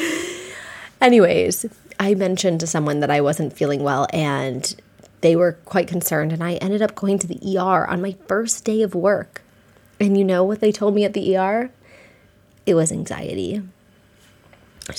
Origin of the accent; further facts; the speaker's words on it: near Lyme, Connecticut, United States; I grew up in Connecticut, near Lyme, Connecticut.